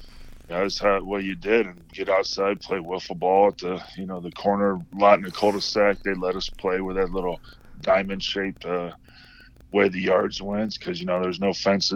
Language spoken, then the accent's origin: English; Kendallville, Indiana, United States; moved away as an adult; also born or lived in Fort Wayne, Indiana / Auburn, Indiana; now in Sacramento, United States; I was born in Fort Wayne, lived there until I was like four, then I think lived 1 year in Auburn, and then moved to Kendallville when I started first grade or kindergarten.